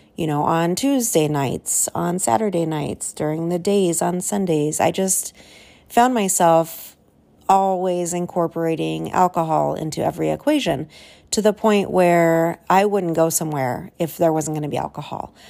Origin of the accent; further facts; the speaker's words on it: Southern California, United States; I was, uh, born and raised in Southern California